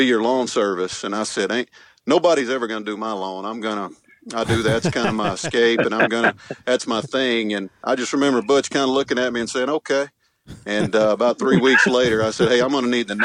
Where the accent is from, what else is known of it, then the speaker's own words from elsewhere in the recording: Meridian, Mississippi, United States; moved away; where I grew up in Meridian, went to a West Lauderdale High School